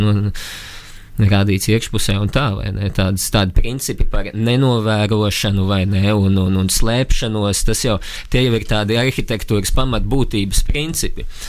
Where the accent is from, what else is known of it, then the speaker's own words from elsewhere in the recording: Latvia; augot uh, Latvijā, brīvā zemē